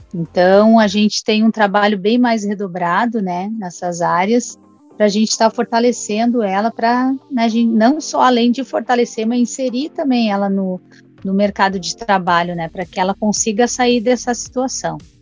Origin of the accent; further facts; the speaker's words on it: Brazil; Eu nasci e fui criada ali na Vila Esperança